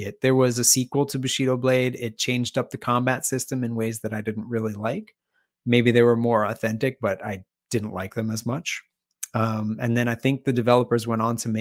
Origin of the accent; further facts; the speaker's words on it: New York City, New York, United States; When I was growing up in the Bronx